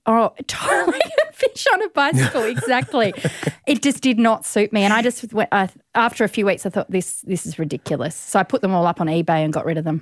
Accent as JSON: {"language": "English", "area": "East Gippsland", "region": "Victoria", "country": "Australia", "tie": "born or raised there", "also_born_or_lived": "Melbourne, Australia / South Australia", "moved": "yes", "said": "I was born in Melbourne, and then my family moved to East Gippsland"}